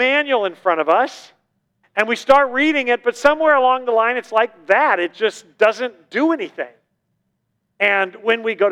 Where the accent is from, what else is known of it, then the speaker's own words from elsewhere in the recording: Southern California, United States; moved away; I'm from Southern California, you know, the hub of the 80s